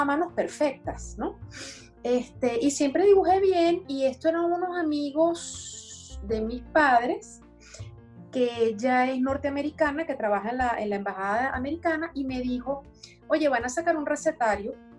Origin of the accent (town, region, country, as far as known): Caracas, Capital District, Venezuela; born or raised there; accent: francés caraqueño; moved away as an adult; also born or lived in Brest, France; now in France